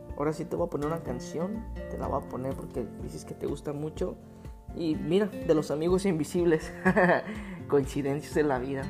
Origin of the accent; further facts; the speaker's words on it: Guadalajara, Jalisco, Mexico; crecí en, un bueno, yo soy de Guadalajara y crecí en dos colonias diferentes